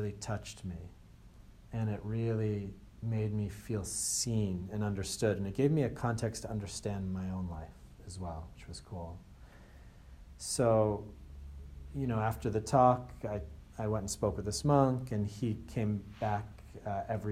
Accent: Andover, United States; I'm actually from Andover, which is where Circles of Wisdom is from. So I was Andover's first monk, first Buddhist monk from Andover.

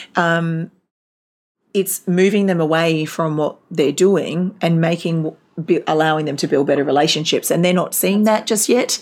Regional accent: Gold Coast, Queensland, Australia; moved away; also born or lived in Darwin, Northern Territory; I was uh, originally from the Gold Coast and my family moved to Darwin.

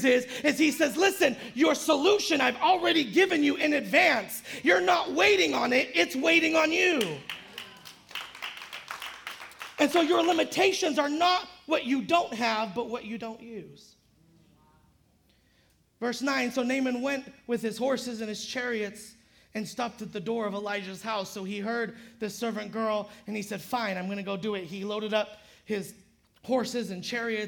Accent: Modesto, California, United States; now in San Jose, United States; especially living in San Jose. It takes forever to do anything in San Jose. I'm from Modesto

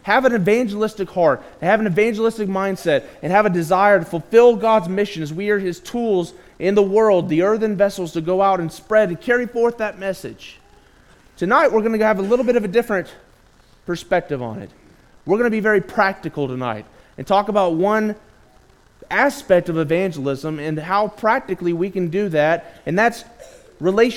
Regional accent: Gainesville, Texas, United States; I'm from the Gainesville, Texas area

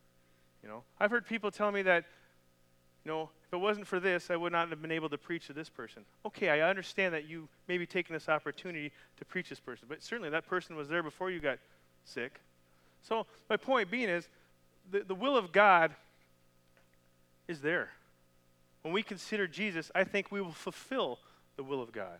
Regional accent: Canada; moved away; I'm from Canada

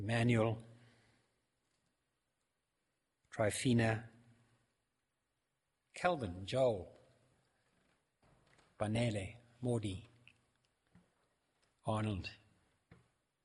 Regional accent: South Africa; I'm also not a foreigner. I'm a South African

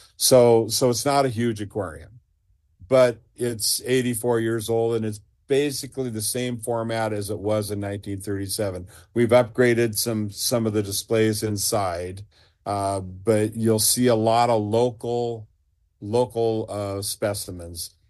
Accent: Seaside, Oregon, United States; I grew up in Seaside

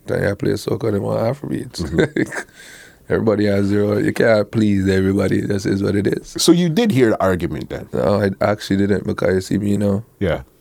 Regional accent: Toronto, Ontario, Canada; He's the man from New York, but I am the man from Toronto.

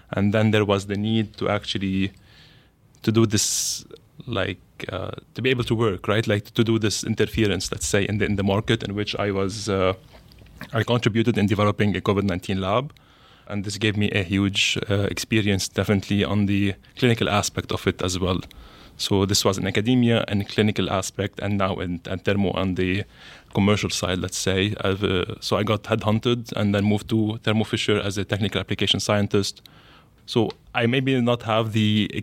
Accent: Lebanon; English is a second language; So, from my end, I came from Lebanon.

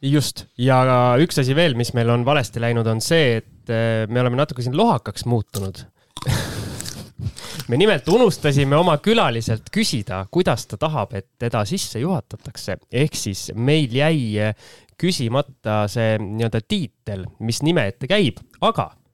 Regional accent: Tallinn, Harju County, Estonia; ma olen Tallinna poiss

